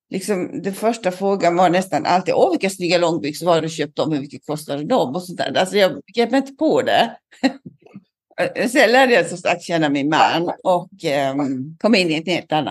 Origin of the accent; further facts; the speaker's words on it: Lund, Skåne, Sweden; also born or lived in Småland / Öland; jag är inte uppvuxen hela barndomen i Lund. Jag har bott mycket i Småland, jag har bott på Öland. Och kom tillbaka till Lund i tonåren. Jag tog studenten i Lund